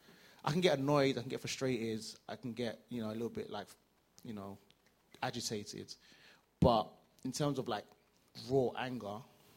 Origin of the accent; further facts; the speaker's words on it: Nigeria; So as a Nigerian, as an academic, as a you know typical African man